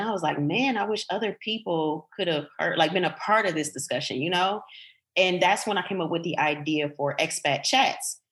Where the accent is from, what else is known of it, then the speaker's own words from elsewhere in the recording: Detroit, Michigan, United States; moved away as an adult; also born or lived in Portugal; I was growing up in Detroit